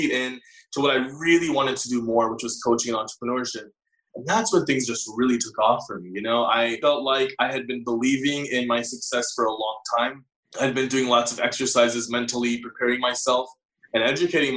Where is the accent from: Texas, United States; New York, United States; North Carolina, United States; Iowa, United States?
Texas, United States; I was born and raised in Texas, but I have South Asian parents.